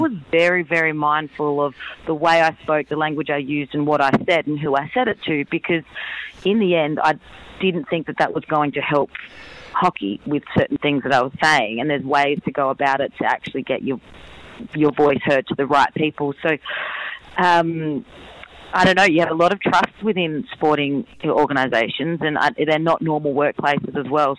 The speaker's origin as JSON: {"language": "English", "town": "Adelaide", "region": "South Australia", "country": "Australia", "also_born_or_lived": "Perth", "moved": "yes", "said": "I'm from Adelaide, lived in Perth"}